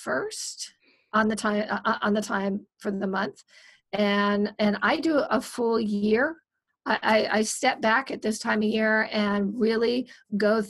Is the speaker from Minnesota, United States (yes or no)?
yes; Minnesota, United States; now in California, United States; I'm from Minnesota. I don't like the cold. There's a reason I'm in California.